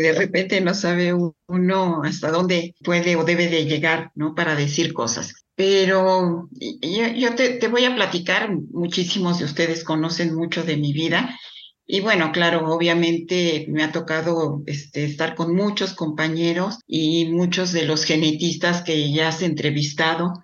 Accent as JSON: {"language": "Spanish", "region": "Mexico City", "country": "Mexico", "tie": "born or raised there", "said": "yo nací cuatro años después eh, ya en la Ciudad de México mis padres más instalados"}